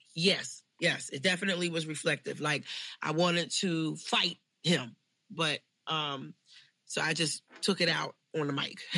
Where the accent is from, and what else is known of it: Philadelphia, Pennsylvania, United States; born or raised there